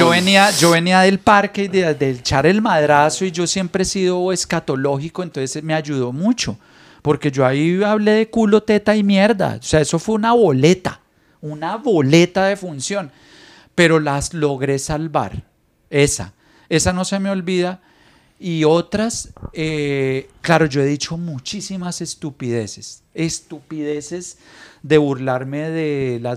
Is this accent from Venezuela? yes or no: yes; Venezuela; así como está Venezuela, todavía nos dicen muertos de hambre de manera peyorativa.